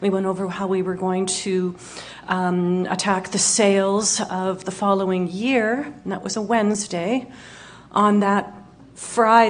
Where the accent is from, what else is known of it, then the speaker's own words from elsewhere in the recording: Winnipeg, Manitoba, Canada; Born and raised in Winnipeg